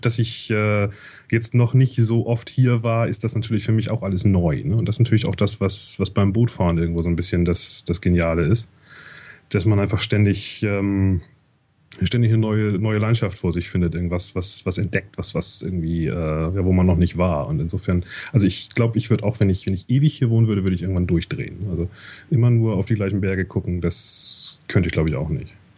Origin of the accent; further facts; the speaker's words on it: Hamburg, Germany; moved away as an adult; also born or lived in Canada; now in Zurich, Switzerland; ich komme eigentlich aus Hamburg